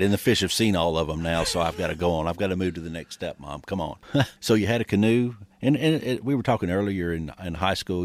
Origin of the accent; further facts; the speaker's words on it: Michigan, United States; moved away; I grew up in Michigan, and we had basically in our backyard we had ponds